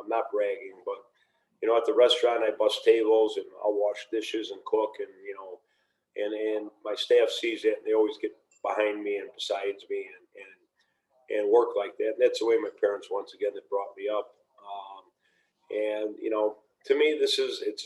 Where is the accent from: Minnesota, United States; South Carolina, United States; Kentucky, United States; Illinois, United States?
Illinois, United States; Niles; I was raised in Niles, quote unquote, just because of the restaurant being, right there on the Morton Grove Niles border, yet never had the zip code